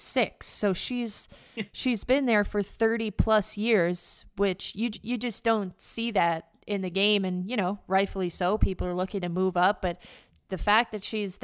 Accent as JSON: {"language": "English", "town": "White Plains", "region": "New York", "country": "United States", "tie": "born or raised there", "said": "my hometown of White Plains, New York, about 30 minutes outside of the city"}